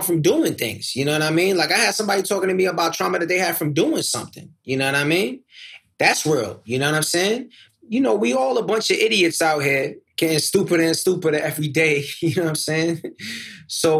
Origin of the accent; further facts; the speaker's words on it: New York City, New York, United States; I come up from Queens. I didn't grow up in the ghetto.